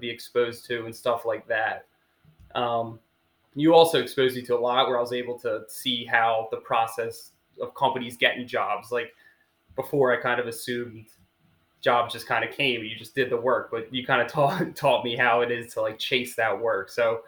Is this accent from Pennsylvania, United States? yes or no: yes; Havertown, Pennsylvania, United States; I'm from Havertown, a little west of Philadelphia.